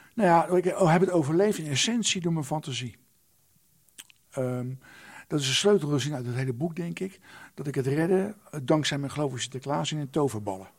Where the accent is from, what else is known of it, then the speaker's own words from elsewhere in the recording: The Hague, South Holland, Netherlands; een jongetje in Den Haag